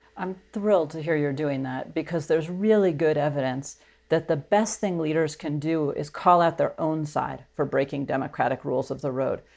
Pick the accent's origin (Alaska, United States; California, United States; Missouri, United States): Alaska, United States; I'm from Alaska, so it's a very conservative state